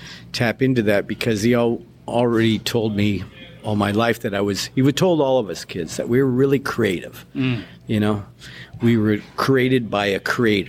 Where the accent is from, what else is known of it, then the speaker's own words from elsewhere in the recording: Australia; now in United States; It was when I came over from Australia, the first show I saw in Salt Lake City was the Wild Texas tour